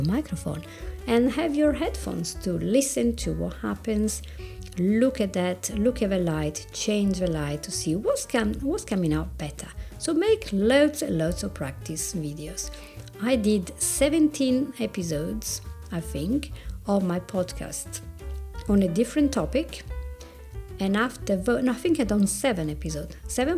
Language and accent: English; Italy; accent: Italian; English is a second language; my Italian accent